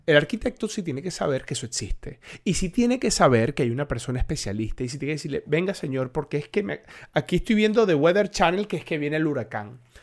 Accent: Colombia; also born or lived in Venezuela; también soy colombiano

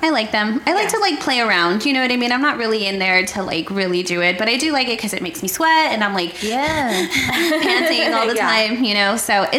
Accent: San Antonio, Texas, United States; I was young. I grew up here in San Antonio.

